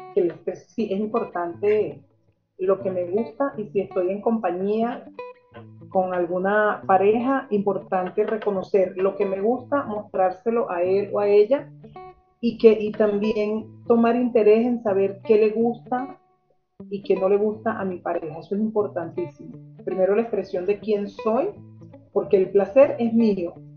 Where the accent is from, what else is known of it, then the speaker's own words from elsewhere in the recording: Venezuela; moved away as an adult; now in Argentina; ambos somos originarios de Venezuela, pero ambos estamos adoptados en diferentes países. Él está adoptado en Chile, yo estoy adoptada en Argentina